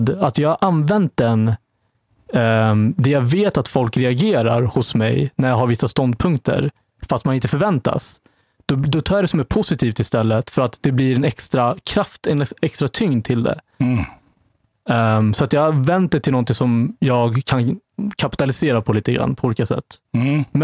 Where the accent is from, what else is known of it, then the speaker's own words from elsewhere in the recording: Vallentuna, Stockholm County, Sweden; jag växte upp i Vallentuna, norr om mm. Stockholm. Mm som är eh, liksom lite av ett bondesamhälle. Och eh, ja, det har präglat liksom min känsla av tillhörighet lite grann tror jag. Var den enda mörkhyade